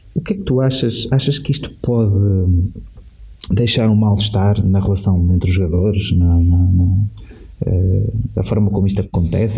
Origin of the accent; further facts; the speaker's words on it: Portugal; sou português